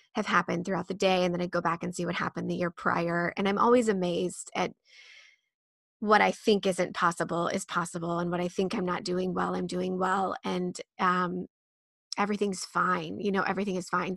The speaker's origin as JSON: {"language": "English", "region": "Midwest", "country": "United States", "tie": "born or raised there", "said": "I was born and raised in the Midwest, which is, like, bootstrap country"}